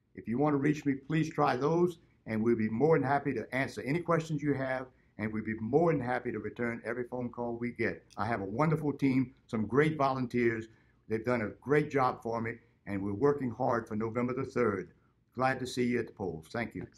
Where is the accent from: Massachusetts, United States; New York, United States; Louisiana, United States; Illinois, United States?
Louisiana, United States; Broussard; I grew up in Broussard, Louisiana, and I've been in Lafayette Parish all my life.